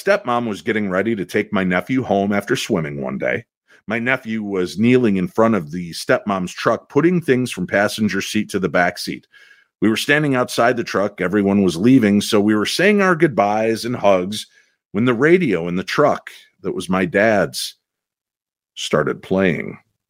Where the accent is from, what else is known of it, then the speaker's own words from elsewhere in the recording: Brooklyn, New York, United States; I was born in New York City, but we lived in a two-story brownstone in Brooklyn Heights.